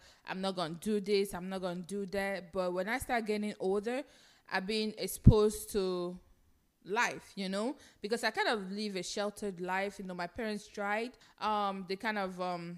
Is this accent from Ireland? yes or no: no; Nigeria; now in United States; I grew up in Nigeria